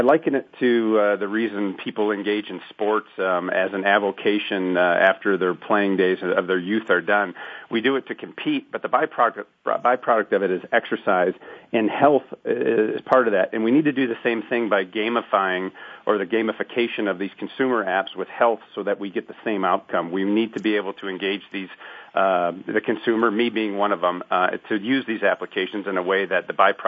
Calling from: Seattle, Washington, United States; I'm calling from sunny Seattle, Washington.

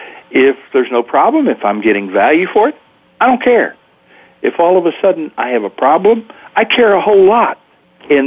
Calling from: California, United States; I am in currently sunny Northern California in the Gold Country

